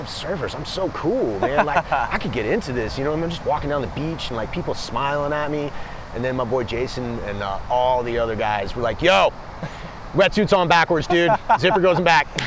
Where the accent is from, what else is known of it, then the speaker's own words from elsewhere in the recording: Los Angeles, California, United States; also born or lived in New York City; I was born in New York City. My parents were in the theater. My mom started working in Los Angeles when I was younger. So I went to high school in Los Angeles.